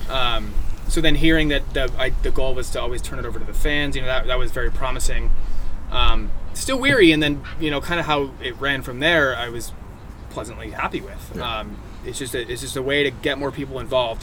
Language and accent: English; Encinitas, California, United States; I grew up, born and raised in Encinitas.